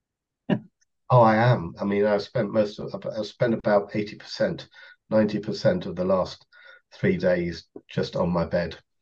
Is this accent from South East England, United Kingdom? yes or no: yes; Kent, South East England, United Kingdom; I come from Kent, just outside London